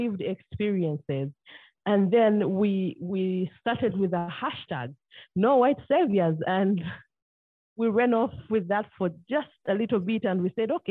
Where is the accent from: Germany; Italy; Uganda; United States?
Uganda; Jinja, Eastern Region; we all had different experiences growing up in this town as children